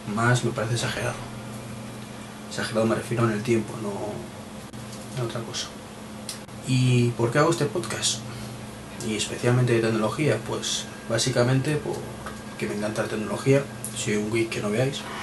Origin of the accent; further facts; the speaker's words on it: Madrid, Community of Madrid, Spain; yo soy de Madrid